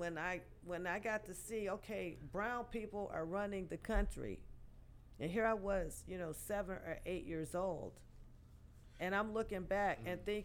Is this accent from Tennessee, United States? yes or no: no; Detroit, Michigan, United States; born or raised there